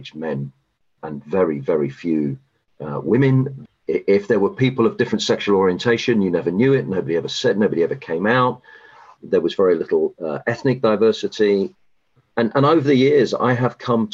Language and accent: English; United Kingdom; moved away as an adult; now in United States; I'm a Brit and I grew up in the UK